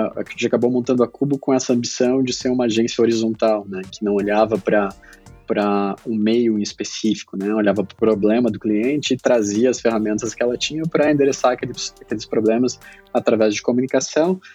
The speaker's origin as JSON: {"language": "Portuguese", "town": "Pelotas", "region": "Rio Grande do Sul", "country": "Brazil", "tie": "born or raised there", "said": "sou do interior do Grande Sul, né? Nasci em Pelotas, hum. lá no interior do interior do Grande do Sul"}